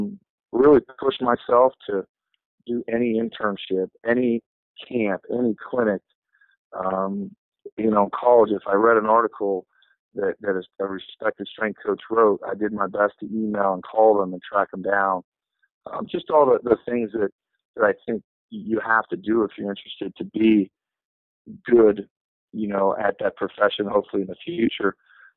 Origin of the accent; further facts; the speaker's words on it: Cincinnati, Ohio, United States; I'm originally from Cincinnati.